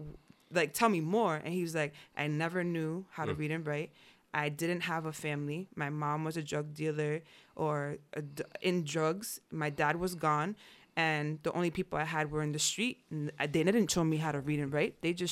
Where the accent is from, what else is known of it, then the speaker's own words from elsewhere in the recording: Yonkers, New York, United States; born there; I was born in Yonkers.